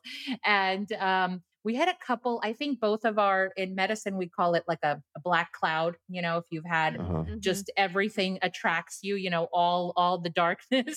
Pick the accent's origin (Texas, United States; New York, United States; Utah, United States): Texas, United States; Houston; I grew up in Houston for most of my like high school, middle school. So my family's from here